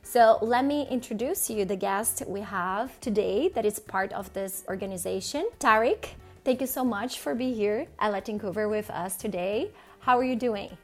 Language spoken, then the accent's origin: English; Brazil; now in Canada; I'm from Brazil